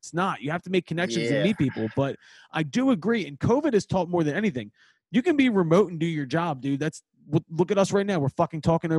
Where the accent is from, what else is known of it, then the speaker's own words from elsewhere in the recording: Philadelphia, Pennsylvania, United States; accent: Philly; I'm from Northeast Philadelphia. Like it's in my blood. I married my high school sweetheart. We're both from the neighborhood and we made the decision we wanted to stay.